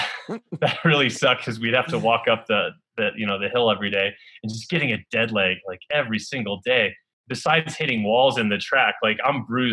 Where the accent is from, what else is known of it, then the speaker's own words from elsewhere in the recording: Northern New York, United States; growing up in Northern New York